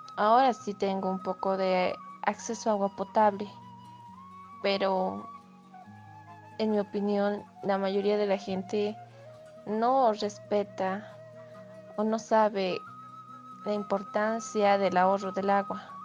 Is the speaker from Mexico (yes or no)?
no; Oruro, Bolivia; soy de Bolivia, del departamento de Oruro